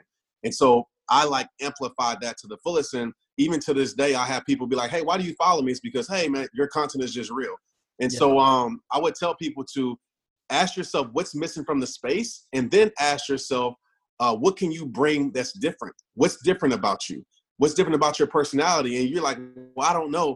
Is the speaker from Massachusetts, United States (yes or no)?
no; Kenner, Louisiana, United States; I grew up in New Orleans, Kenner, Louisiana.